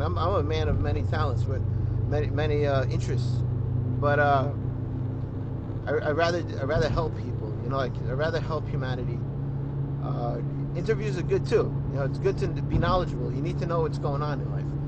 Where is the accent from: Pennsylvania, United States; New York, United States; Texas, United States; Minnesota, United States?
New York, United States; New York City; accent: Brooklyn; the Brooklyn, it comes out sometimes